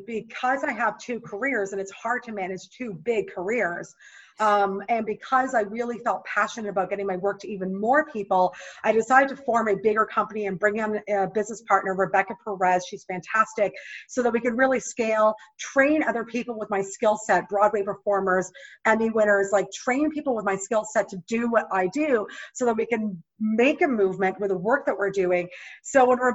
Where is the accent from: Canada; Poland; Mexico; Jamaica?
Canada; moved away as an adult; now in United States; until I moved from my home country of Canada to the US